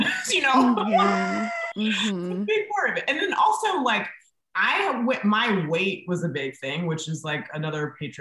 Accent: Napa, California, United States; also born or lived in Bay Area; I went to high school in Napa

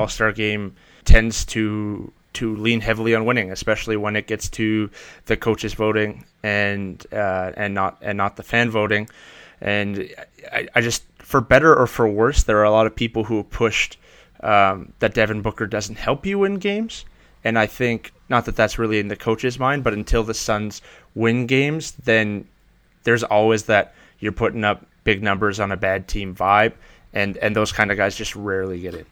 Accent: Canada; being Canadian

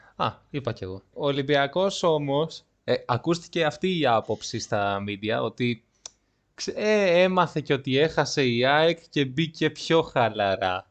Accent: Livadeia, Central Greece, Greece; moved away; Μου λέει από πού είσαι, του λέω από Λιβαδιά

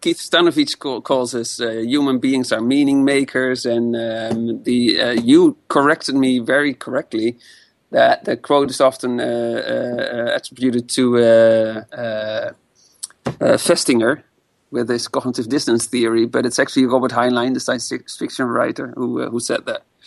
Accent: Amsterdam, North Holland, Netherlands; I come from Amsterdam, born and raised

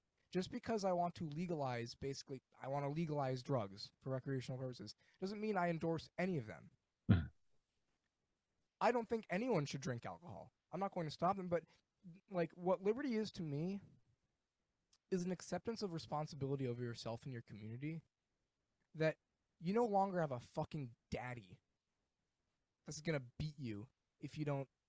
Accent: Rochester, New York, United States; I live in Rochester, New York. Mm-hmm. And I'm born and raised there. It's kind of most of what I know. It's a Midwest city that doesn't want to be a Midwest city because we're basically part of the Rust Belt.

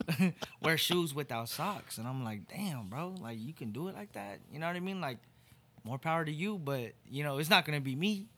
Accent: Torrance, California, United States; moved away as an adult; now in Oklahoma, United States; I really am from L A. I'm from Torrance, California

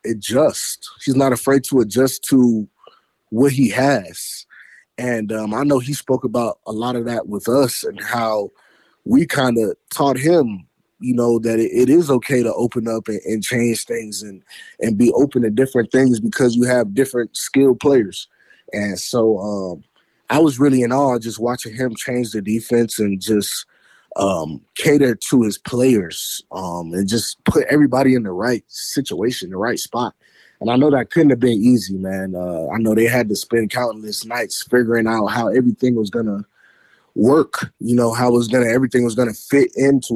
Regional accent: Fort Lauderdale, Florida, United States; moved away; also born or lived in Detroit; I'm a Florida boy. I'm from Fort Lauderdale

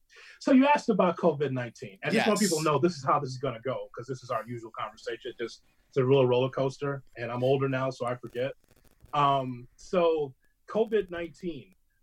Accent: Chicago, Illinois, United States; my grandfather took me to the old International Amphitheater to see Bockwinkel growing up on Channel 26 in Chicago.

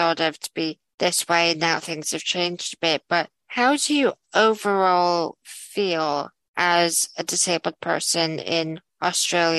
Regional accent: United States; now in United Kingdom; I grew up in the States

